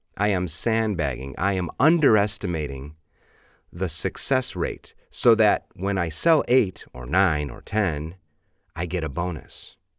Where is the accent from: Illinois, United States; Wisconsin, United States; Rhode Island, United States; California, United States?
Illinois, United States; Chicago; I'm from Chicago